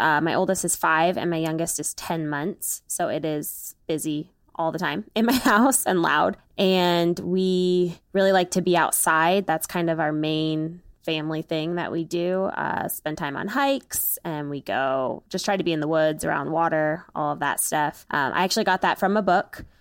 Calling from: Maryland, United States; I am calling from Maryland, where I live with my husband

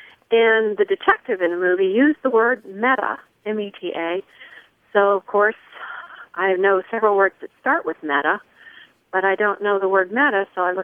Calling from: Greeneville, Tennessee, United States; I'm calling you from Greenville, Tennessee

